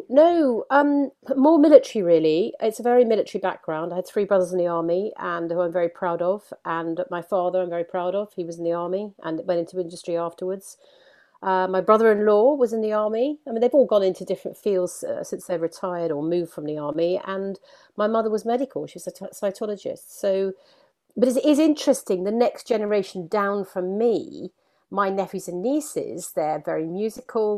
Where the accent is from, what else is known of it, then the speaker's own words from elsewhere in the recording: Leeds, Yorkshire and the Humber, United Kingdom; now in London, United Kingdom; I grew up in Yorkshire, um, where my, my, my mum wasn't northern. Uh, I was brought up in Leeds